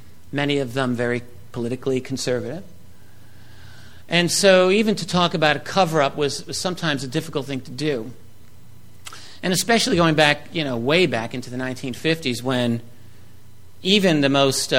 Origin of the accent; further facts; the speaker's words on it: New York City, New York, United States; I'm from the New York City area.